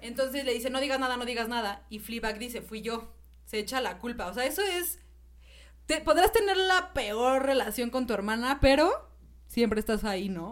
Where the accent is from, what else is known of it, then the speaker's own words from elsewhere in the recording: Mexico; soy mexicana